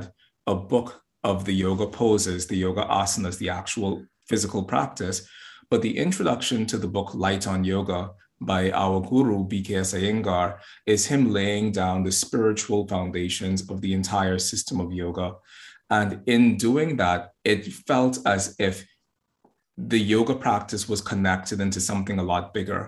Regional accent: Bahamas; now in Boston, United States; I'm originally from the Bahamas. I'm in Boston at the moment.

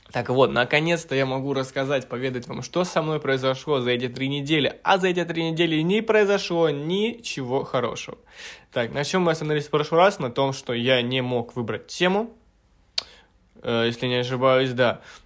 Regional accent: Petropavlovka, Krasnoyarsk Krai, Russia; now in Moscow, Russia; на родину, к себе в Красноярск, а, в Петропавловку, в свою родную деревню

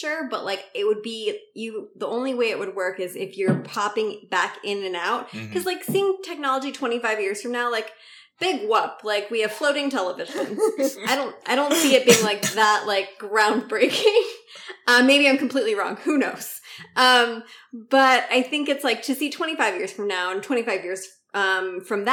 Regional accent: San Diego, California, United States; moved away as an adult; now in New York City, United States; I'm currently in San Diego, back home. This is my hometown

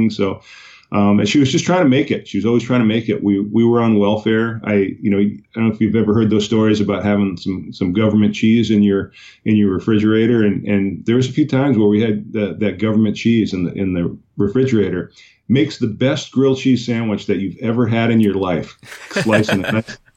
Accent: Islip, New York, United States; born there; I was born in Long Island, New York, in a islip, and uh, I had a, an interesting childhood.

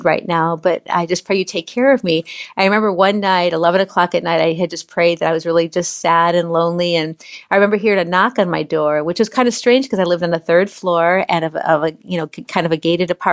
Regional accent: Chicago, Illinois, United States; now in Orlando, United States; I was a Chicago City girl, born and raised in Chicago

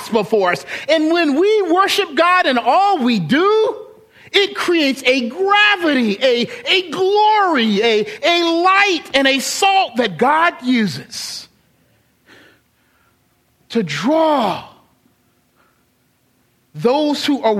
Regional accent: Charleston, United States; moved away; I was from Charleston, you know, singing the Calls of Charleston songs, or singing my high school fight song

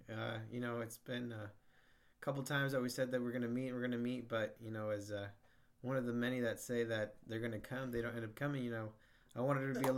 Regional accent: United States; For me growing up, it was like I was always cheering for Mexico, even though I'm from the United States.

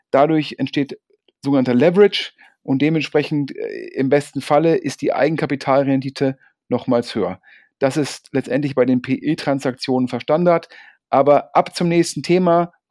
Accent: Düsseldorf, North Rhine-Westphalia, Germany; Ich persönlich bin ja auch als Düsseldorfer so ein bisschen ja, Lokalpatriot und freue mich sehr, dass eine Düsseldorfer Firma so erfolgreich ist

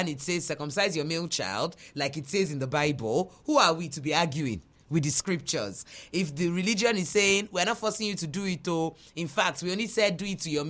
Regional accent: Nigeria; we're Nigerian

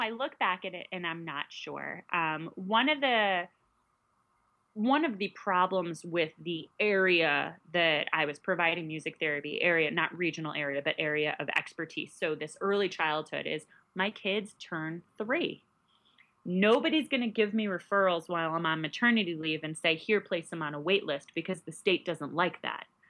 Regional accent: New York, United States; moved away as an adult; also born or lived in Illinois; now in Central Illinois, United States; I'm originally from New York

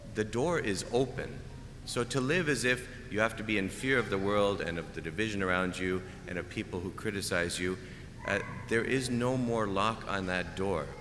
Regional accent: Canada; moved away; I'm Canadian. We play hockey. I did not understand football really until I came here

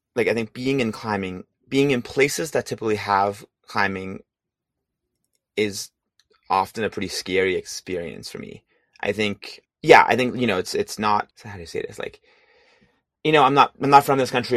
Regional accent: Hong Kong; moved away as an adult; also born or lived in San Francisco, California; now in California, United States; I'm originally from Hong Kong

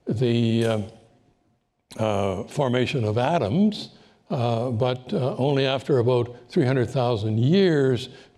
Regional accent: Canada; as a Canadian

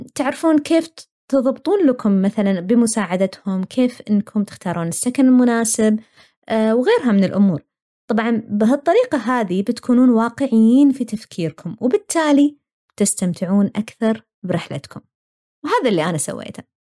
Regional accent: Saudi Arabia; moved away as an adult; now in Australia; أنا ماني أول ولا آخر واحدة طلعت ابتعاث

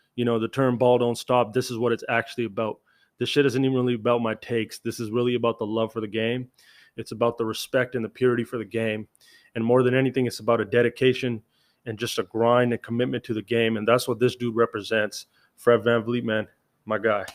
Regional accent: Canada; As a Canadian

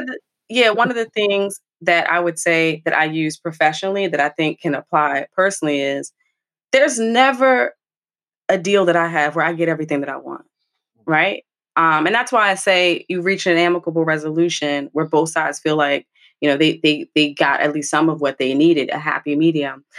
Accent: New Jersey, United States; a Jersey girl, born and bred through and through

